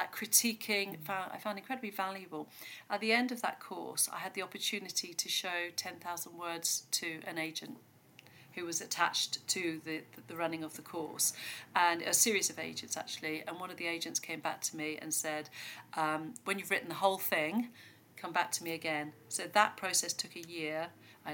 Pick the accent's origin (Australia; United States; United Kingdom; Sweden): United Kingdom; Devon, South West England; I grew up here in Devon actually, in the middle of nowhere